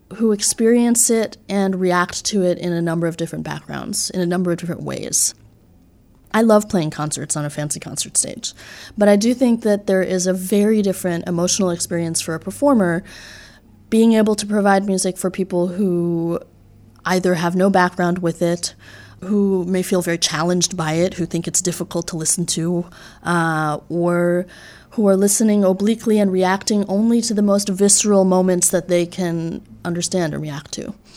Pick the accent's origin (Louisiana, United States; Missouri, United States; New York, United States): New York, United States; just outside New York City, United States; moved away as an adult; now in Boston, United States; I grew up in New York, just outside New York City, and have been living in Boston for the last six years